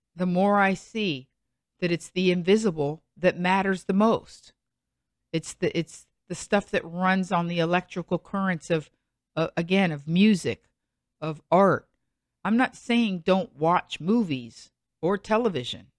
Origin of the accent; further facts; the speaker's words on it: United States; also born or lived in Los Angeles; as an American who's lived twenty years in Los Angeles